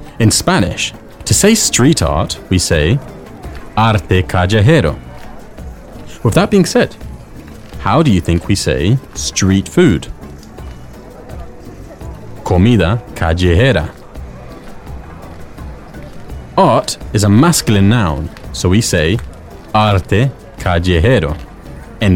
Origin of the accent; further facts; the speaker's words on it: England, United Kingdom; I'm from England